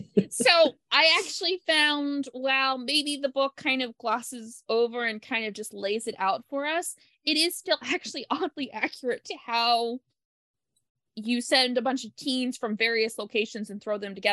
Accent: Pacific Northwest, United States; Plus, I was a kind of a weird outlier in the fact that I'm from the Northwest where I was born.

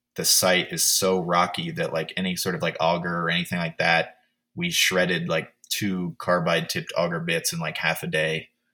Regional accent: Oakland, California, United States; also born or lived in Sebastopol, California; now in Texas, United States; grew up in Oakland and then also in Sebastopol in Sonoma County

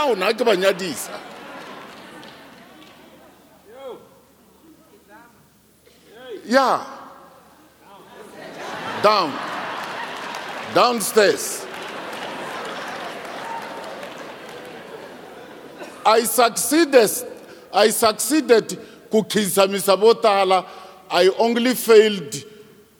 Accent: South Africa; I am from Petanenge, a lousy village. I'm not from New York, Chicago, Moscow

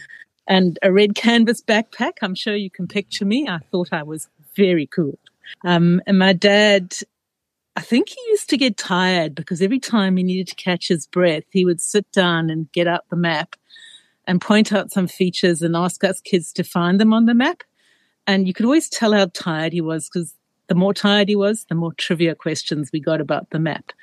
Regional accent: South Africa; now in Australia; a kid growing up in South Africa

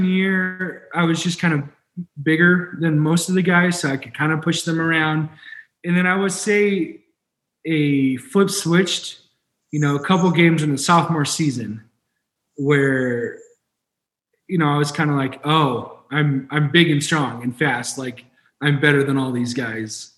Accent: San Diego, California, United States; also born or lived in Spain / Boulder, Colorado; now in Colorado, United States; I got the privilege to grow up in San Diego about 20 minutes away from the beach

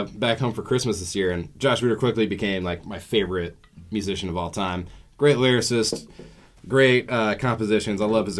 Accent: Pullman, Washington, United States; moved away as an adult; I'm from Pullman, Washington. Basically the same, the Palouse region.

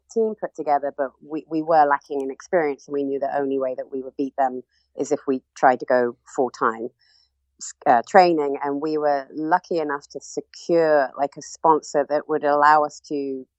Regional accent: Cornwall, South West England, United Kingdom; moved away as an adult; also born or lived in Birmingham; And growing up in Cornwall, I was used to, you know, a lot of space and adventure and outdoor sports.

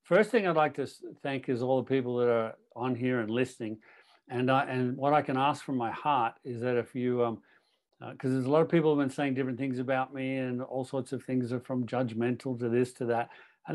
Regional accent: Toronto, Ontario, Canada; also born or lived in Australia; But I was born in Toronto, born and raised in Canada.

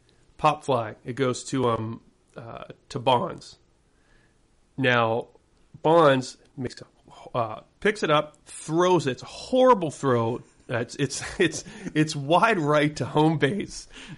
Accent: Pittsburgh, Pennsylvania, United States; moved away as an adult; now in Los Angeles, United States; I grew up in Pittsburgh, and then I moved to LA about 2007, and then I moved briefly back to Pittsburgh

